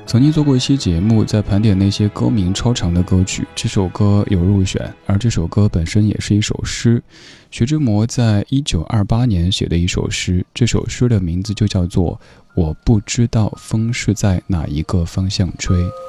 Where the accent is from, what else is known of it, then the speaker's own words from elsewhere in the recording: Chengdu, Sichuan, China; accent: Chengdu dialect; 用我的家乡话成都话